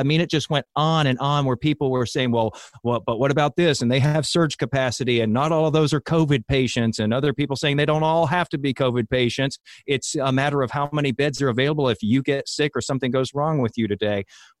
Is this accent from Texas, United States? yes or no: yes; Houston, Texas, United States; moved away; I'm from Houston originally, and I have a lot of friends down that way.